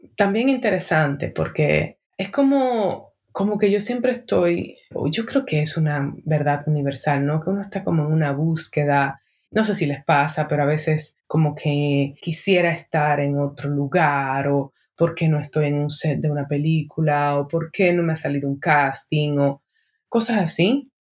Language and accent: Spanish; Dominican Republic; en mi país, República Dominicana